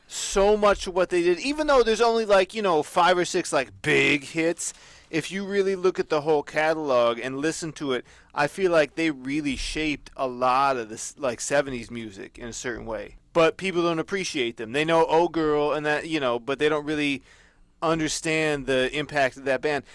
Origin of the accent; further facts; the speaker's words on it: United States; I'm American